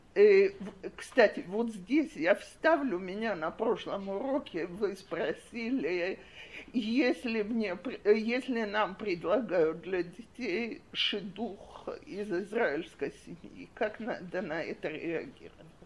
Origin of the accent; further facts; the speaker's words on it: Russia; now in Israel; я замужем за израильтянином, и у нас из-за этого семья гораздо более оптимистическая и легко, легкая, чем если бы э, мы оба были выходцы из России